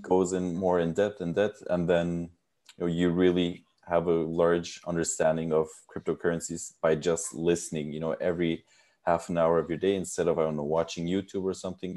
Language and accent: English; United States; now in Netherlands; I was born and raised in the United States, but my father is Turkish and my mother is German, so I speak all three languages